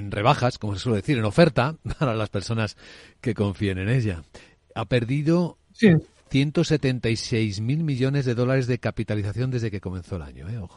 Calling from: Asturias, Spain; de Asturias.

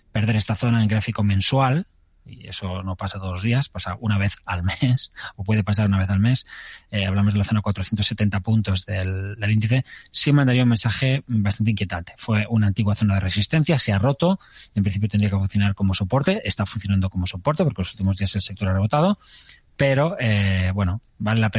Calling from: Almería, Andalusia, Spain; de Almería.

